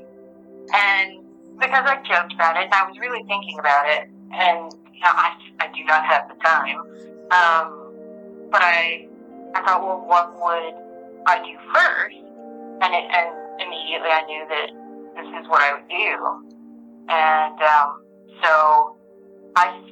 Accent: Arkansas, United States; I grew up in Arkansas

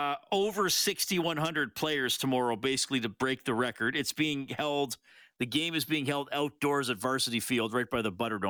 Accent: Evansburg, Alberta, Canada; I grew up in Evansburg.

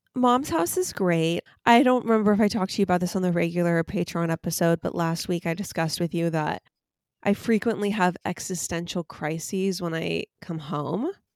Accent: United States; I'm an American

